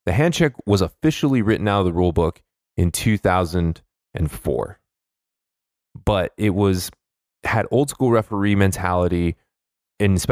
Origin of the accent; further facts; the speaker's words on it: Los Angeles, California, United States; my hometown favorite Los Angeles Lakers